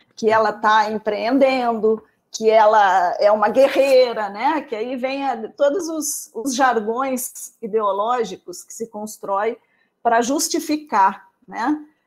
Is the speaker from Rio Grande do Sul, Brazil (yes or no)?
yes; Pelotas, Rio Grande do Sul, Brazil; moved away as an adult; now in Rio de Janeiro, Brazil; eu sou de Pelotas, né, moro agora no Rio de Janeiro